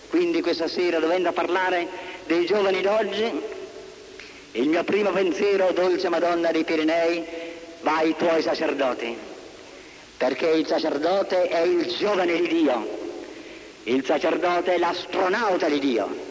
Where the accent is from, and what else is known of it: Italy